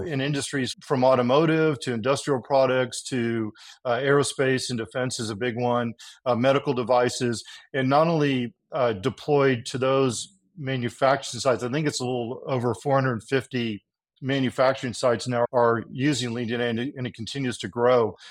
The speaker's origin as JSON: {"language": "English", "region": "Texas", "country": "United States", "tie": "born or raised there", "also_born_or_lived": "California", "said": "I was born in California, but then grew up in Texas"}